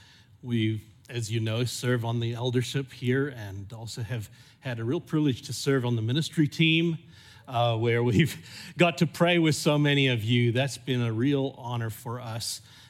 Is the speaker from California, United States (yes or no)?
yes; California, United States; accent: mixed; also born or lived in Zimbabwe; haven't got a purely South African accent. I grew up in California, though I was born in Zimbabwe. And so I kind of have a mixed up accent.